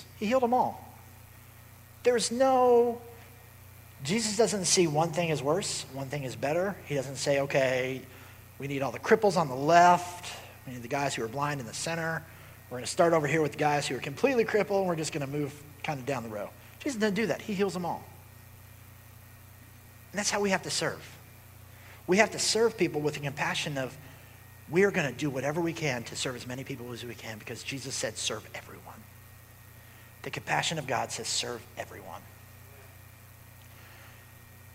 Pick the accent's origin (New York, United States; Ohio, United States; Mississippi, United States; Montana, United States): Ohio, United States; Cincinnati; I'm from Cincinnati